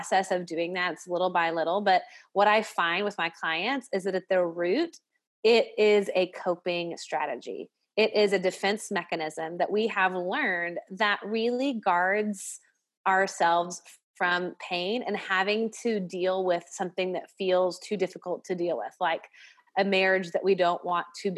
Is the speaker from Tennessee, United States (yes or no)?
yes; Nashville, Tennessee, United States; I'm from the South, I'm from Nashville